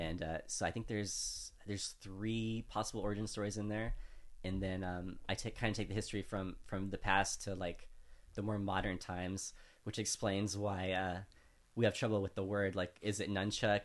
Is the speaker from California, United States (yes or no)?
yes; California, United States; also born or lived in Louisiana; as an American from California, I say nunchucks a lot